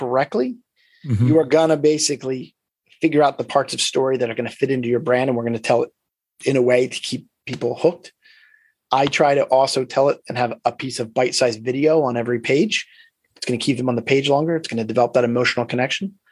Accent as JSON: {"language": "English", "town": "Philadelphia", "region": "Pennsylvania", "country": "United States", "said": "we're from Philadelphia"}